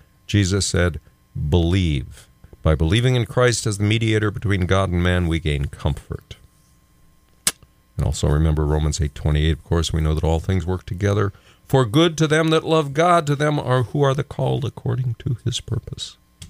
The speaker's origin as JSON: {"language": "English", "region": "Texas Panhandle", "country": "United States", "tie": "born or raised there", "moved": "yes", "said": "I'm a native Texan, born in the Panhandle."}